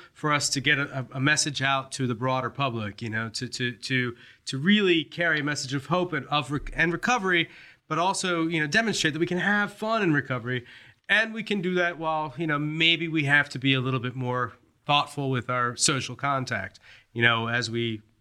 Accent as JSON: {"language": "English", "area": "D.C.", "region": "Northern Virginia", "country": "United States", "moved": "as an adult", "said": "I'm from Northern Virginia, D.C."}